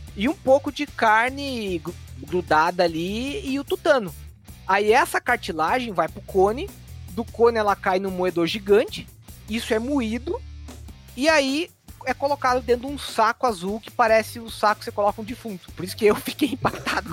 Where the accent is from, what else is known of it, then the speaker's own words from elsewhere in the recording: Santa Catarina, Brazil; Eu sou catarinense